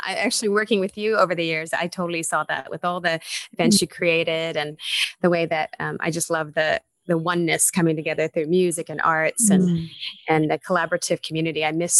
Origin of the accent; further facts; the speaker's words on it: Texas, United States; Born and raised in Texas.